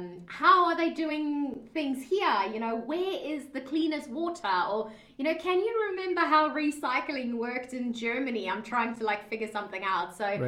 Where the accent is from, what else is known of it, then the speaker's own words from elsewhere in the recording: South Africa; accent: mixed; moved away as an adult; also born or lived in Dubai, United Arab Emirates; I'm originally from South Africa. {S0} Okay. {S1} That I've got a very like mixed accent as well because it's got like this Aussie slang in. So I lived in South Africa for most of my life up until 2010